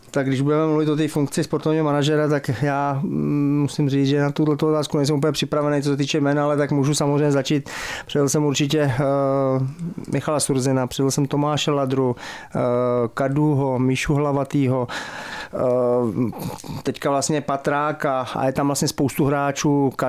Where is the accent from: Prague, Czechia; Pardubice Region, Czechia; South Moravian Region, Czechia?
Pardubice Region, Czechia; Pardubice; also born or lived in Germany; Já jsem vyrůstal v Pardubicích, od sedmi let jsem tady byl.